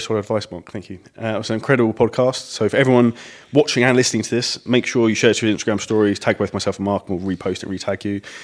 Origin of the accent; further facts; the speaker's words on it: United Kingdom; we're British